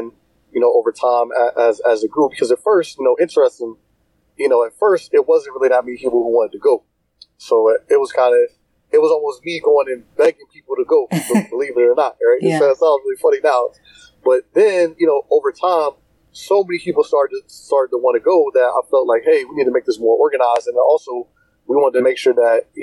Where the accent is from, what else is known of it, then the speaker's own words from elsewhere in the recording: Cincinnati, Ohio, United States; I'm from Cincinnati, Ohio